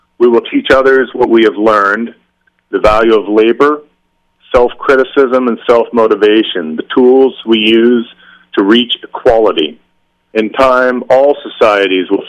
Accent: Midwest, United States; also born or lived in London; Growing up in the Midwest, I hadn't had too many out there experiences

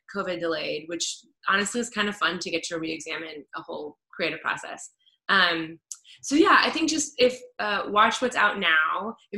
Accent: Kansas City, United States; also born or lived in New York; now in Los Angeles, United States; Kansas City. I'm from Kansas City

